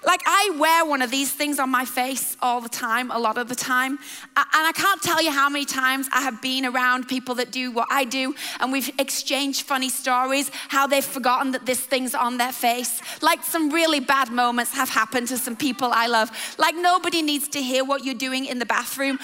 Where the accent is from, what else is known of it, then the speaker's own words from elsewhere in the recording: England, United Kingdom; I love England, and I love the part of the world that we are from and are born and raised